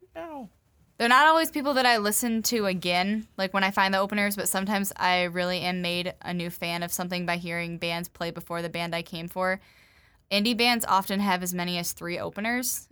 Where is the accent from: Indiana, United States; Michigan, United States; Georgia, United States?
Michigan, United States; Grand Rapids; I'm from the Grand Rapids area